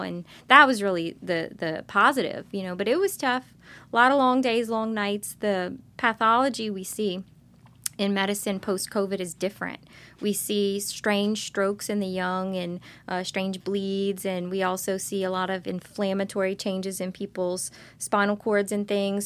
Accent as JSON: {"language": "English", "town": "Lockport", "region": "Louisiana", "country": "United States", "tie": "born or raised there", "said": "I grew up in Lockport. Uh, my mother is from Lockport, so is my dad"}